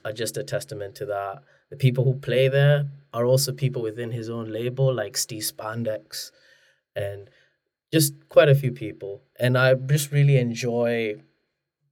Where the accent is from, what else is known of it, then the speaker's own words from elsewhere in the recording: Kenya; now in Manchester, United Kingdom; I'm not from Manchester originally. I'm originally from Kenya